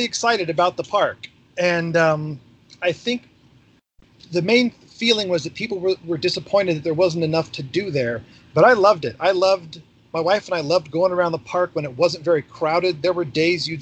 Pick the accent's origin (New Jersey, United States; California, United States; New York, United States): California, United States; Orange; moved away as an adult; also born or lived in Washington, D.C.; I was born and raised in Orange County